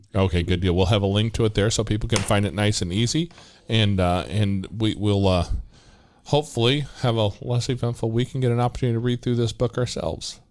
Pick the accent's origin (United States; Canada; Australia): United States; Midwest; I'm from the Midwest